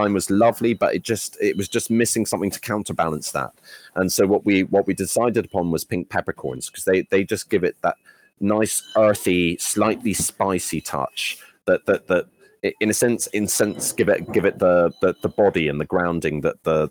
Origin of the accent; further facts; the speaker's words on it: Edinburgh, Scotland, United Kingdom; also born or lived in London; I grew up in Edinburgh